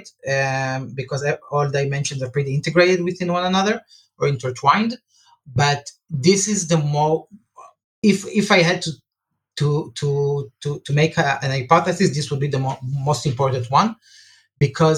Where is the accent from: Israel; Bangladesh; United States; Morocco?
Israel; I'm from Israel